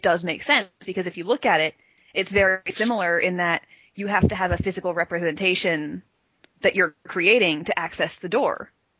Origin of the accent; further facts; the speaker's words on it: Florida, United States; so I'm from Florida, I access Shadesmar from Florida